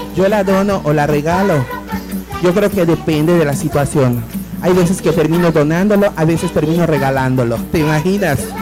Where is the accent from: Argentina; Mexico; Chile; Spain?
Mexico; Como buenas mexicanas